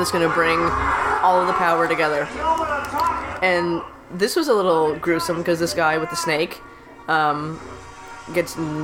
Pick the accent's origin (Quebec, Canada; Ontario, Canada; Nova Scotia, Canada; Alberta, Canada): Nova Scotia, Canada; Sydney; in Nova Scotia, in where I grew up in Sydney